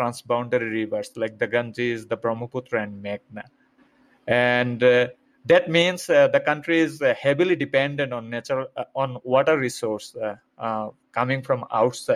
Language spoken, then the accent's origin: English; Bangladesh; moved away as an adult; now in Fort Collins, United States; I was born and raised in Bangladesh, which is a small country with high population density